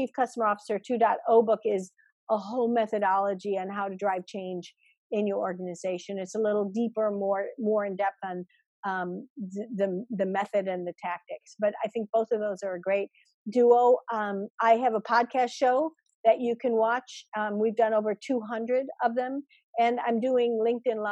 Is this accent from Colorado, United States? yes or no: no; Chicago, Illinois, United States; I grew up in Chicago.